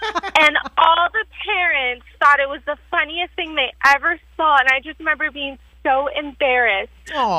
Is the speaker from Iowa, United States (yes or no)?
no; Chicago, Illinois, United States; now in Riverview, United States; I'm from Chicago, too